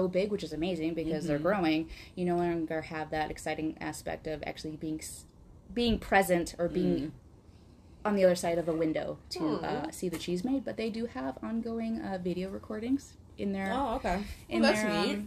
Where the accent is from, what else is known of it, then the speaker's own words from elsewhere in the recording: Wisconsin, United States; accent: Wisconsin; now in Quad Cities, United States; I'm from Wisconsin, going up north, as one would say, or as we would say in my family, to go visit other Wisconsin family members